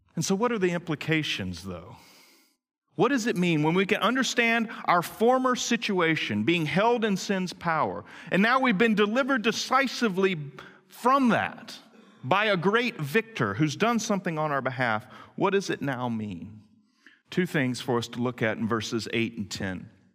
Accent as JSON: {"language": "English", "town": "Greenville", "region": "North Carolina", "country": "United States", "tie": "born or raised there", "said": "I grew up in Greenville, North Carolina, on West Haven Circle"}